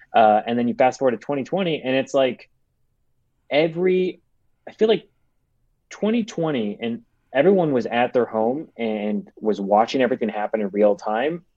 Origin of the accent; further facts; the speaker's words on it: Chicago, Illinois, United States; now in Los Angeles, United States; I'm from Chicago. I live in LA right now